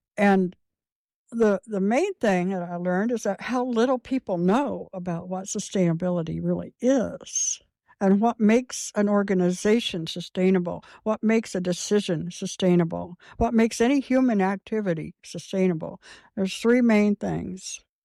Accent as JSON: {"language": "English", "area": "Clay County", "region": "Indiana", "country": "United States", "tie": "born or raised there", "said": "I was born in Indianapolis and at a very early age, as a baby, I, I moved to Clay County and lived with my grandparents and my mother on my grandpa's old, um, a homestead"}